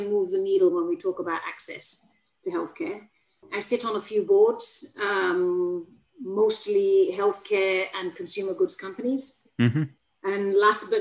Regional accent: Bradford, Yorkshire and the Humber, United Kingdom; moved away as an adult; also born or lived in Manchester; now in Singapore; I'm from Bradford, Yorkshire lass, born and bred.

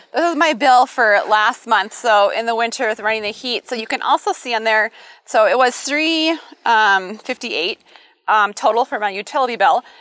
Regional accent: Midwest, United States; now in Colorado Springs, United States; I'm from the Midwest, that green Midwest plush lawn

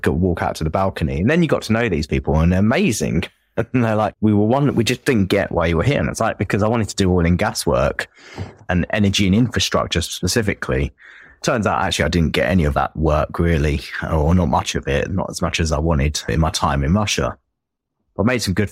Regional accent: Enfield, London, United Kingdom; accent: Enfield, North London; I think I have quite a strong, at least Enfield, North London accent

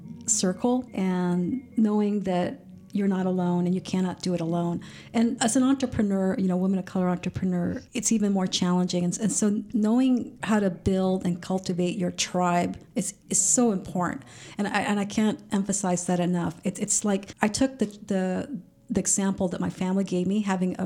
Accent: California, United States; now in Sacramento, United States; I came from the Bay Area, and I'm sure if I started this technology company, it would be a different story in the Bay Area. Yet I was brought into the Sacramento region, you know, for personal reasons, to take care of my parents.

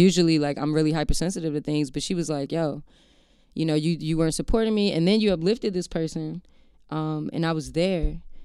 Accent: Maryland, United States; I grew up in Maryland, um, like right outside of D C

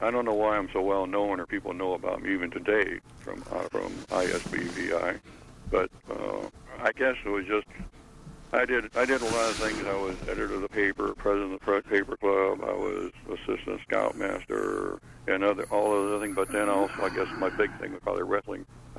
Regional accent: Decatur, Indiana, United States; I was born in Decatur, Indiana, Adams County. And I've lived several different places, but I was born and raised in the country on a farm.

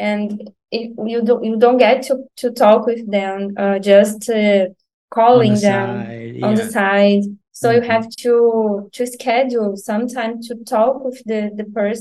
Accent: Nova Iguaçu, Rio de Janeiro, Brazil; English is a second language; I've never lived near to my job because I'm from Nova Iguaçu, and usually I've worked at Rio de Janeiro, the center, the main city

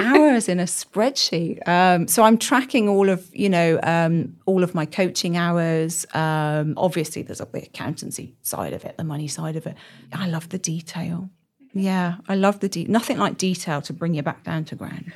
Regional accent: Birmingham, West Midlands, United Kingdom; moved away as an adult; also born or lived in north of England; now in Oxford, United Kingdom; I'm from Birmingham originally.

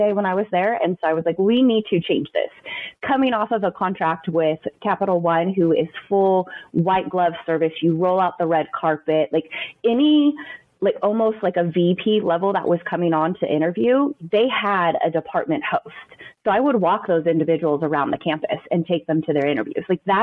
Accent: Southern California, United States; moved away as an adult; also born or lived in Frisco, Texas; now in Texas, United States; I am born and raised in Southern California, lived there for like 25 years of my life, and we packed up and moved to Texas

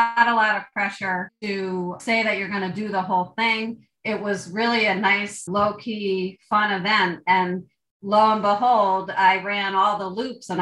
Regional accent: Vermont, United States; I'm from Vermont.

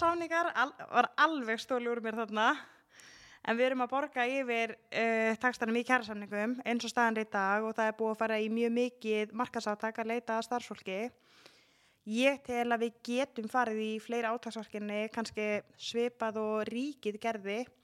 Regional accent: Garðabær, Capital Region, Iceland; moved away; ég er alveg upp í Garðabæði

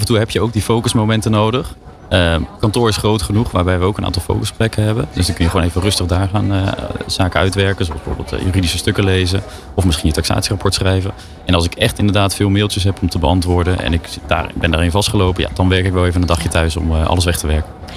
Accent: Naaldwijk, South Holland, Netherlands; in Naaldwijk, waar ik ben opgegroeid

